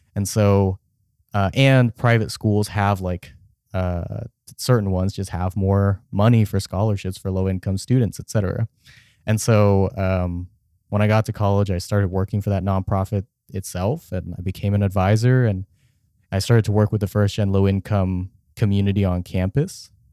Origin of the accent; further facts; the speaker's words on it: Richardson, Texas, United States; I grew up in Richardson, Texas, which is a suburb outside of Dallas